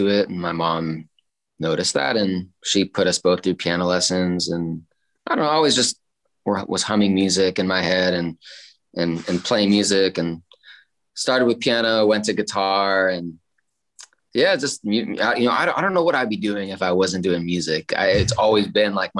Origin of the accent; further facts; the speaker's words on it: San Francisco, California, United States; moved away as an adult; now in Santa Barbara, United States; I'm actually from San Francisco originally, and I grew up listening to Live 105